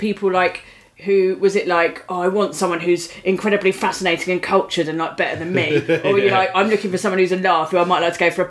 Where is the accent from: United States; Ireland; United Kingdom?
United Kingdom; as a British person